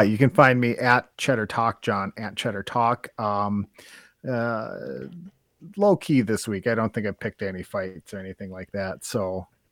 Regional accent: Wisconsin, United States; we're from Wisconsin

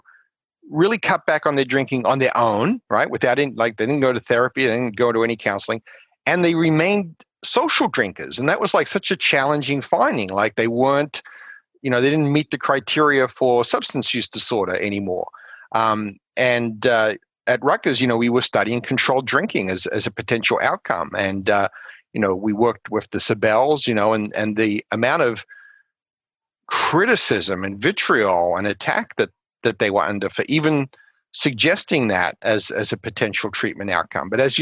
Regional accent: Australia; moved away as an adult; also born or lived in South Carolina / Colorado Springs, Colorado; now in United States; growing up in Australia

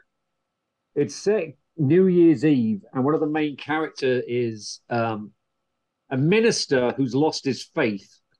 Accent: England, United Kingdom; So growing up in England in the 70s

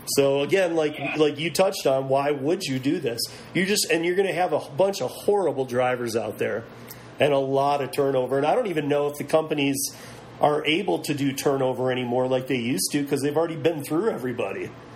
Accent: Michigan, United States; moved away; originally from Michigan, a lot of family from Detroit

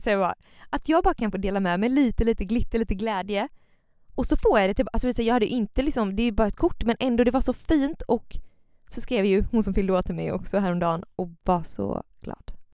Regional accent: Gothenburg, Västra Götaland, Sweden; Jag är från Göteborg, bor här

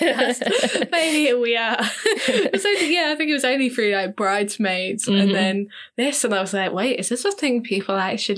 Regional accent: Cornwall, South West England, United Kingdom; where I grew up in Cornwall

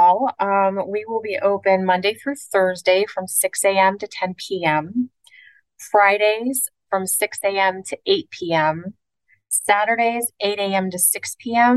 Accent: Pittsburgh, Pennsylvania, United States; moved away as an adult; now in Florida, United States; my hometown outside of Pittsburgh, Pennsylvania

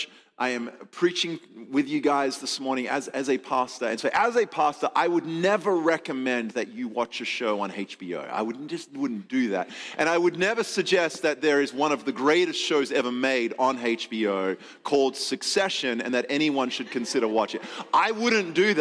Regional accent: Adelaide, South Australia, Australia; moved away; Actually came from my hometown. Adelaide, South Australia.

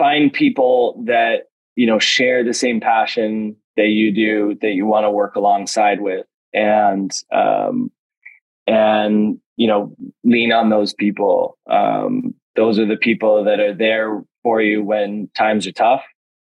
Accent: West Coast, Canada; I grew up on the West Coast

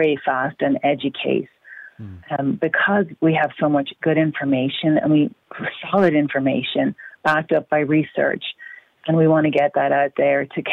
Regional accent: Ireland; moved away as an adult; now in United States; I grew up in Ireland where there was no abortion until after I left

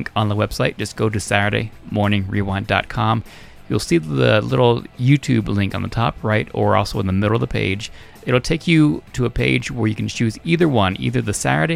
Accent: Reno, Nevada, United States; now in Montana, United States; living in Montana now, I wish it was a little warmer, but as a kid growing up in Reno

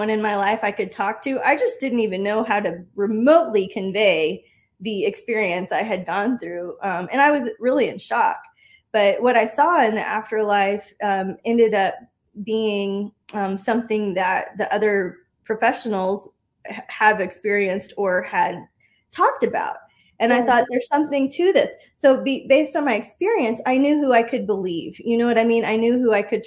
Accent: Austin, Texas, United States; growing up in Austin

